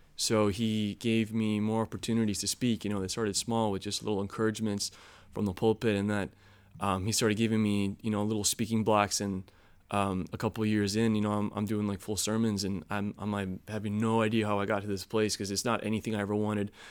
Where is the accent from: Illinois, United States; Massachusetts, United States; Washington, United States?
Illinois, United States; Chicago; moved away; also born or lived in North Carolina; I grew up in Chicago.